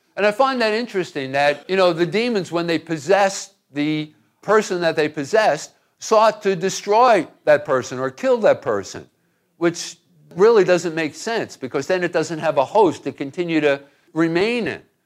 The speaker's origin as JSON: {"language": "English", "town": "Hoboken", "region": "New Jersey", "country": "United States", "tie": "born or raised there", "said": "I grew up in Hoboken, New Jersey"}